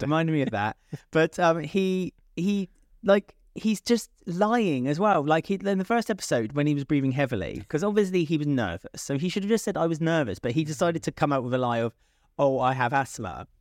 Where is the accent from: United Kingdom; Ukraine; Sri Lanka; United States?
United Kingdom; as a British person